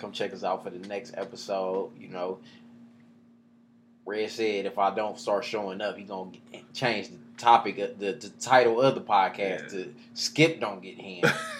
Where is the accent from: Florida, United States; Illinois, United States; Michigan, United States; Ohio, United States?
Ohio, United States; Northeast